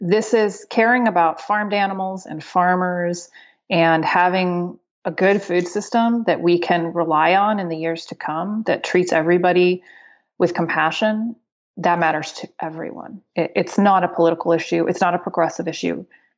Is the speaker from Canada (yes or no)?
no; Spain; born there; also born or lived in United Kingdom; So my dad is Colombian and my mom is American. And when I was born in Spain, very confusingly. So at some point I was also a Spanish citizen